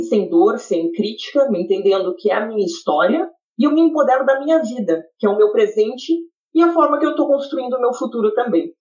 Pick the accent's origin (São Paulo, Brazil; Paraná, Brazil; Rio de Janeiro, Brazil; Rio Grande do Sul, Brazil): Rio Grande do Sul, Brazil; interior of; moved away as an adult; now in Canada; que nasceu no interior do Rio Grande do Sul, tá? Sou gaúcha